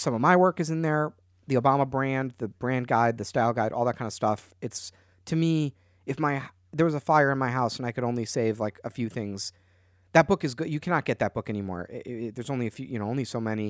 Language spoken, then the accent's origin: English; Chicago, Illinois, United States; I'm from Chicago